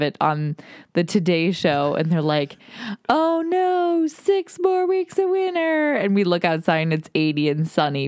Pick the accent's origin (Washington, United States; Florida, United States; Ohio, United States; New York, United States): Ohio, United States; Toledo; now in Austin, United States; Living in Austin, well, we grew up in Toledo, Ohio